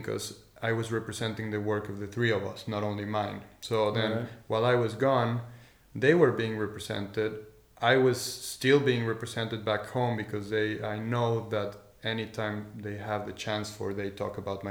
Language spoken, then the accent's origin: English; Tequisquiapan, Querétaro, Mexico; moved away as an adult; also born or lived in Mexico City / Madrid, Spain; now in Leiden, Netherlands; So, I was born in Mexico City, and my parents and I, my family and I, we moved to Tequisquiapan, to this tiny village